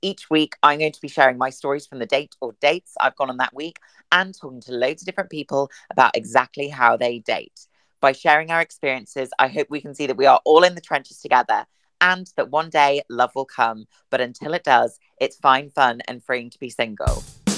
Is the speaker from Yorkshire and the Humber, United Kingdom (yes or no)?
yes; Wakefield, Yorkshire and the Humber, United Kingdom; Well, I'm originally from Yorkshire, so I'm